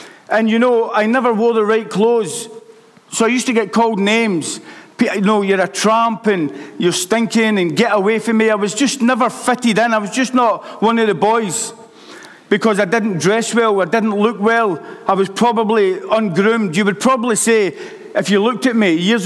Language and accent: English; Glasgow, Scotland, United Kingdom; I was brought up in Glasgow by my mother.